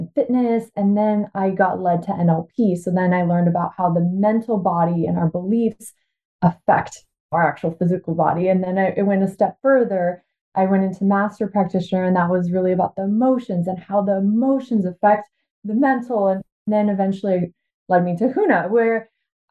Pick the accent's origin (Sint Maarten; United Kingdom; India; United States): United States; Washington; also born or lived in Bulgaria; I was born actually in Bulgaria, and my family immigrated to the U.S. when I was 5. So I've lived in Washington State basically my whole life